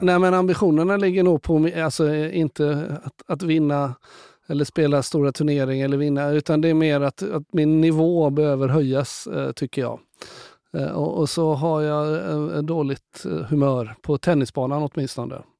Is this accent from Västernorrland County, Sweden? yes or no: no; Gothenburg, Västra Götaland, Sweden; also born or lived in Karlstad / Skövde; 66 så flyttade mamma och pappa tillbaka till Göteborg. Så att då hamnade vi och jag i Kallebäck